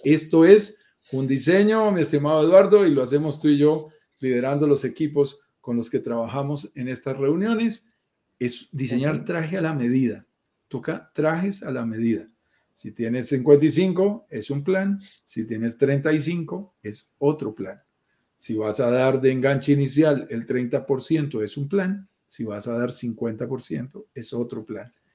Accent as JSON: {"language": "Spanish", "country": "Colombia", "said": "te lo digo como colombiano, viviendo en Colombia"}